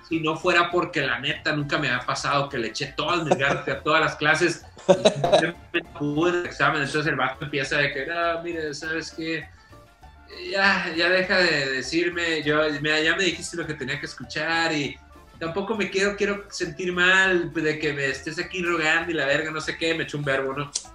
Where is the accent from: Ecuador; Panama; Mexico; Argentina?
Mexico; Los Mochis, Sinaloa; moved away as an adult; also born or lived in Monterrey; yo crecí en Mochis